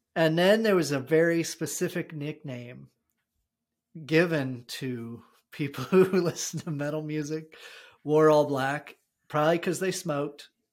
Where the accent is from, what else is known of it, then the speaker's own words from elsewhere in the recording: New Jersey, United States; also born or lived in Arizona; we had recently moved from Arizona to New Jersey. So I, I predominantly grew up in New Jersey